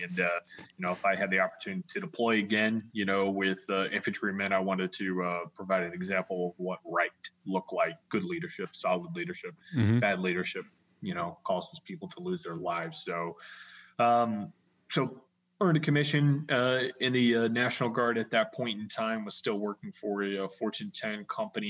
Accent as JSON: {"language": "English", "region": "Florida", "country": "United States", "tie": "born or raised there", "said": "Growing up in Florida, I went to a particular school"}